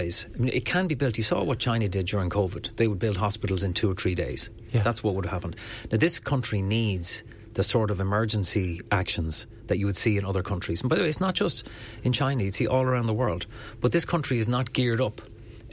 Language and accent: English; Enniscorthy, Leinster, Ireland; my hometown of Enniscorthy